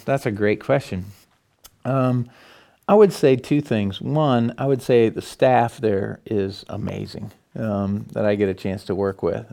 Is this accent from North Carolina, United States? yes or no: no; Morton, Illinois, United States; my wife and I. We come from Morton